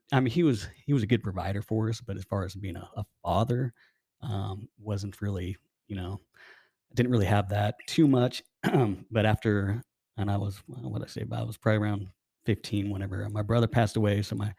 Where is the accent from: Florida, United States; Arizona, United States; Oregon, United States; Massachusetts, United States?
Arizona, United States; So I'm from Arizona. I have a family.